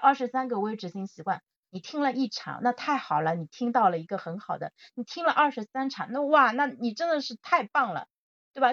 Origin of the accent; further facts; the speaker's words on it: Zhejiang, China; 我现在在杭州嘛，我是浙江人